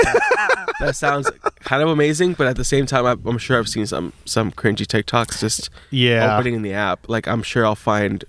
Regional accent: Long Beach, California, United States; Born and raised Long Beach. Well, I wasn't born in Long Beach, but I was raised

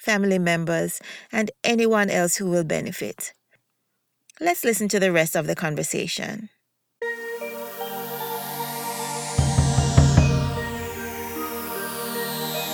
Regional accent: Jamaica; now in United States; I am a Jamaican educator living in the United States of America

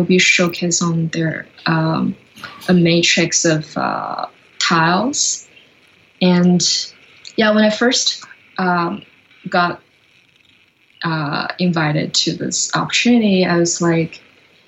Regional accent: China; now in Canada; I'm originally from China, and I grew up by the ocean.

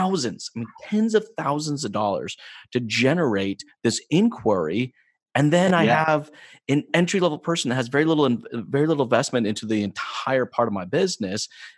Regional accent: United States; moved away as an adult; also born or lived in New Mexico; now in Canada; I'm originally from the States, I'm not from Canada

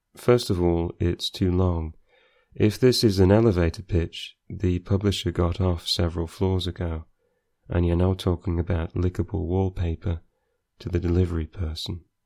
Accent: Scunthorpe, Yorkshire and the Humber, United Kingdom; I am from Scunthorpe

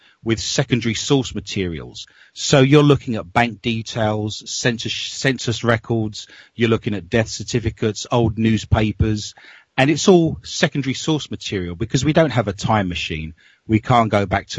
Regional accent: London, United Kingdom; moved away as an adult; now in Minnesota, United States; I grew up in London, and all of my family, I've traced my family tree back as a historian to 1580, and they're still living in London

